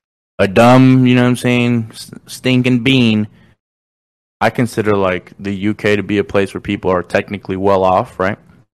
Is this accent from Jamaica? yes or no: no; Mexico; first language Spanish; English is a second language; now in Arizona, United States; I'm from Mexico? Like, actually, from Mexico.